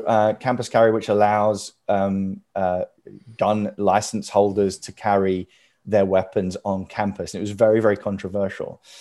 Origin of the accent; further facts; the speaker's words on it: United Kingdom; moved away as an adult; now in United States; I am this sort of Brit kind of living over here